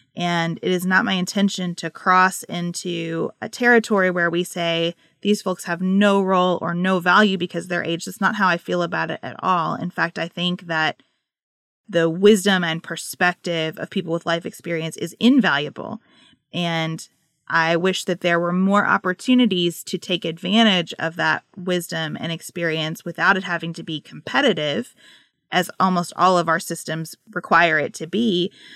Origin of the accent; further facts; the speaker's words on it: United States; as an American